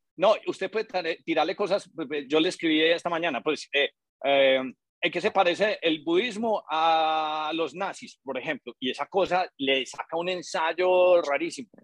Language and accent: Spanish; Colombia; nosotros como colombianos